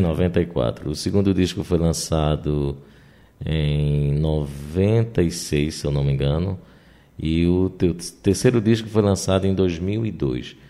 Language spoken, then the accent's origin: Portuguese; Northeast Region, Brazil; como nordestinos e como pessoas do interior